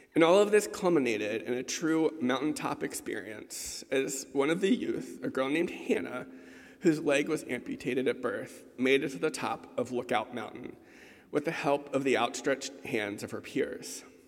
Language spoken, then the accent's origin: English; Baltimore, Maryland, United States; growing up in the Episcopal Church in Baltimore